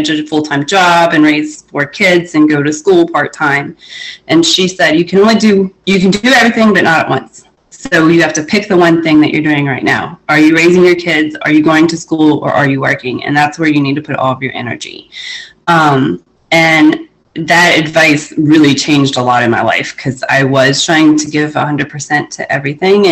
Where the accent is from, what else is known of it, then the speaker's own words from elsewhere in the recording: Canada; I'm Canadian